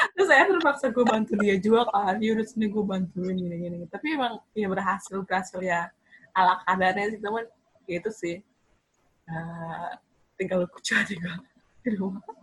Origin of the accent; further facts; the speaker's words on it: Indonesia; kita orang Indo